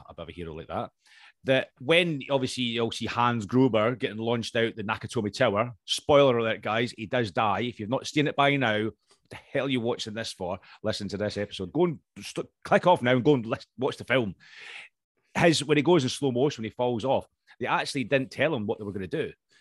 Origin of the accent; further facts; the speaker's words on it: Scotland, United Kingdom; I'm here for the Scottish contingency